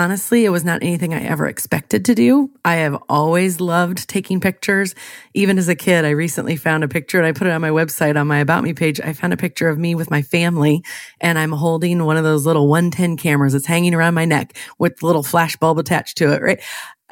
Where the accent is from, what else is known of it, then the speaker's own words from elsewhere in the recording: Illinois, United States; I am born and raised in Central Illinois.